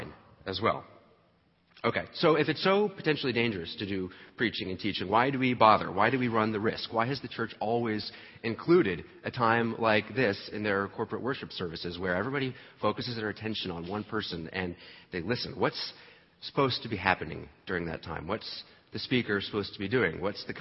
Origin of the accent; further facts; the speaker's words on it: New Jersey, United States; I grew up in New Jersey